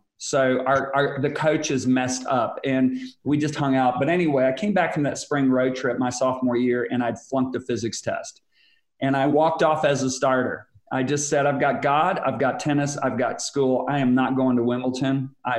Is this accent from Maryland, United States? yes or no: no; Whitehall, Michigan, United States; also born or lived in Louisville, Kentucky / Londonderry, Northern Ireland; was born in Louisville, Kentucky, but only lived there 6 weeks. Then went to Northern Ireland for 3 years, lived in Londonderry. And then I moved to Whitehall, Michigan. And that's where I was raised.